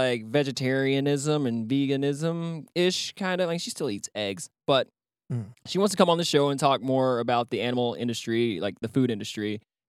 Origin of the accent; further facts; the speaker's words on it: Ropesville, Texas, United States; moved away; I loved growing up in Ropes.